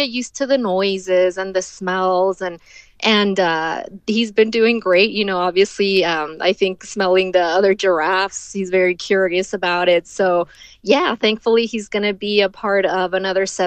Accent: Ciudad Juárez, Chihuahua, Mexico; moved away as an adult; now in Texas, United States; I grew up in Juarez till my late 20s. So most of my life has been spent in Juarez

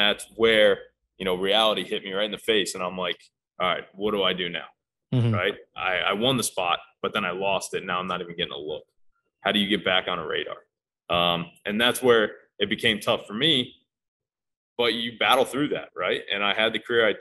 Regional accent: Fort Myers, Florida, United States; I'm from Fort Myers

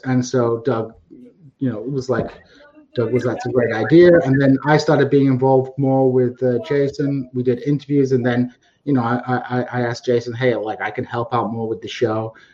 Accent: United Kingdom; I was brought up in a pretty comfortable middle class uh, British uh, sort of household

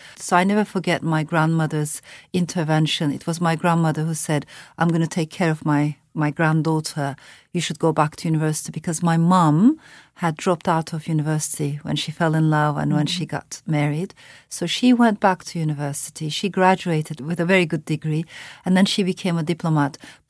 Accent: Ankara, Turkey; also born or lived in France / Strasbourg; I was born in France to Turkish parents. And afterwards, we came to Turkey, me and my mother. My father stayed in France. And I found myself, after Strasbourg, I found myself in this very conservative middle-class neighborhood in the middle of Ankara

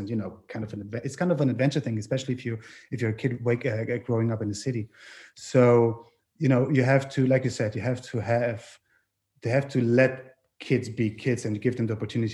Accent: Southern Germany, Germany; born or raised there; English is a second language; also born or lived in Innsbruck, Austria; now in Vienna, Austria

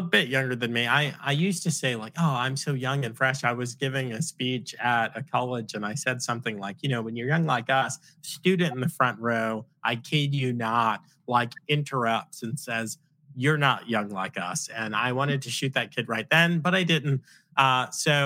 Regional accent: Long Island, New York, United States; I'm from Long Island.

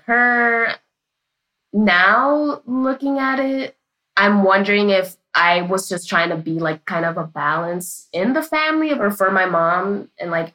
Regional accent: New York City, New York, United States; I am from Washington Heights, aka Little Dominican Republic in New York City. And growing up, I called my mom and dad Mami and Papi

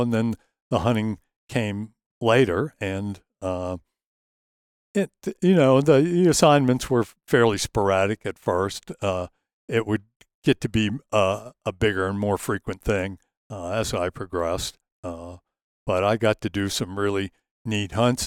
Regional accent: just south of Gettysburg, Pennsylvania, Maryland, United States; I grew up in, uh, right near the Mason-Dixon line, just south of it in Maryland, uh, just south of Gettysburg, Pennsylvania

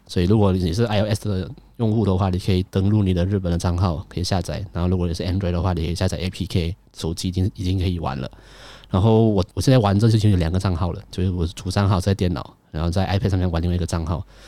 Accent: Malaysia; 我是马来西亚人

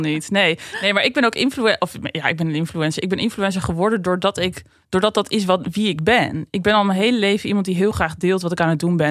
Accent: Drenthe, Netherlands; ik kom uit Drenthe

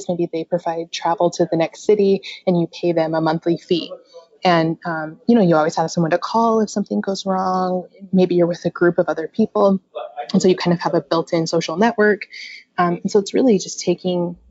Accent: Utah, United States; I'm from Utah

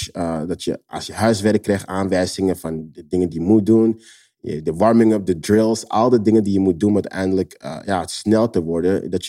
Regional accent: Netherlands; als kind in Nederland ehm, ging ik heel vaak in, in de vuilnisbak dingen pakken.

